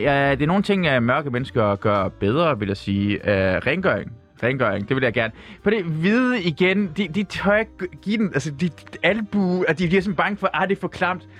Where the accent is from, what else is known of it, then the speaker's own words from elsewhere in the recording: Denmark; first language Persian; Danish is a second language; jeg kom til Danmark, da jeg var seks år gammel. Farsi er ikke det, mit, det er mit første sprog, men det er ikke mit bedste sprog. Det er dansk